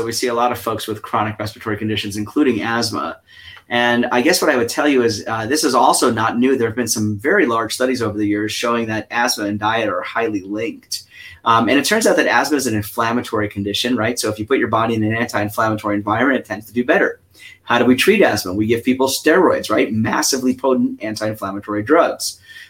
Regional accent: New York, United States; accent: New York; I'm from New York originally, right? So the accent I grew up with was a very sort of intense accent. So now I'm much more neutral.

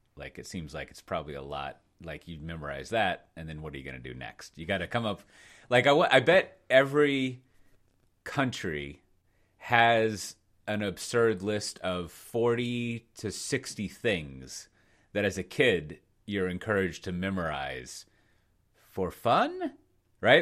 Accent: United States; I'm American

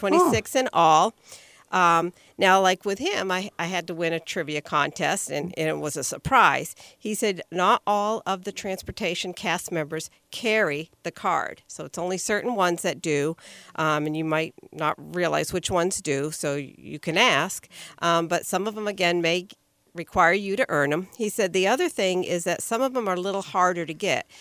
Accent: Florida, United States; I'm from Florida there

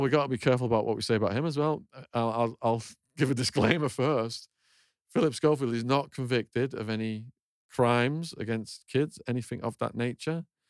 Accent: Northern England, United Kingdom; moved away as an adult; also born or lived in Arizona, United States; my hometown, and I, I've been away for sixteen, seventeen years

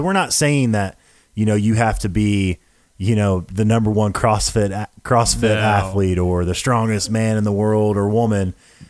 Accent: Tennessee, United States; Look, I'm from Tennessee. What do you think? What do you expect?

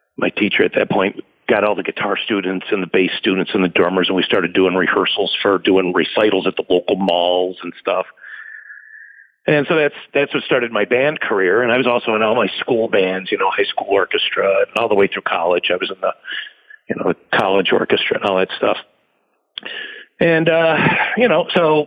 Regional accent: Rochester, New York, United States; I am from Rochester, New York

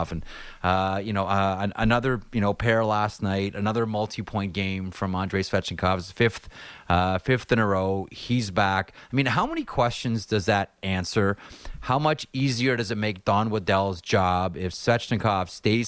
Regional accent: Toronto, Ontario, Canada; I grew up in Toronto.

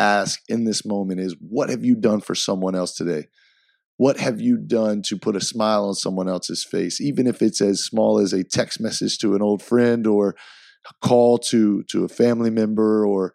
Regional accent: Easley, South Carolina, United States; I grew up 15 minutes outside of Clemson in a little town called Easley, South Carolina

